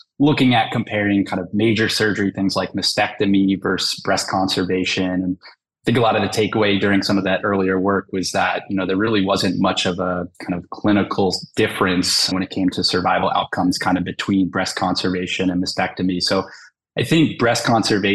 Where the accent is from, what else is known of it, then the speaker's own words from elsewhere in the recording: Southern New Jersey, United States; also born or lived in Los Angeles, California / Philadelphia, Pennsylvania; I'm kind of born and raised in Southern New Jersey